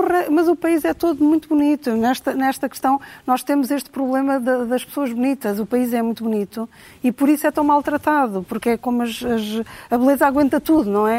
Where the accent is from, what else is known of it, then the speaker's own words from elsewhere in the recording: Cascais, Lisbon, Portugal; also born or lived in Trás-os-Montes; eu cresci em Cascais